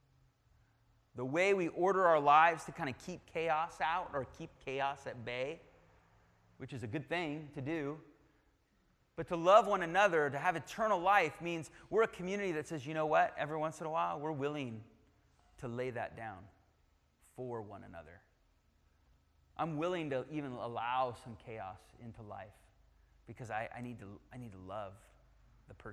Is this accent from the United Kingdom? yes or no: yes; United Kingdom; I'm British